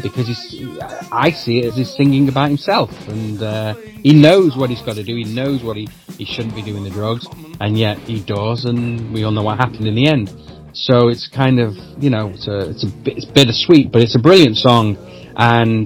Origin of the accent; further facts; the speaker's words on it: Manchester, North West England, United Kingdom; it has that connection being about my hometown.